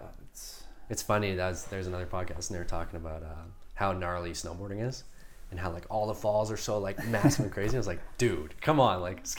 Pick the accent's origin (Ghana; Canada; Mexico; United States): Canada; Rossland, British Columbia; now in Whistler, Canada; when I grew up in Rosslyn.